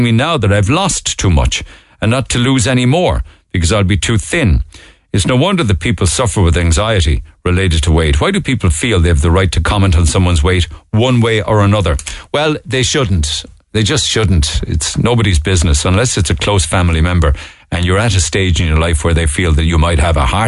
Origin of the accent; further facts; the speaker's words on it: Cork, Munster, Ireland; I was born there in Madden's Buildings and very, very happy memories there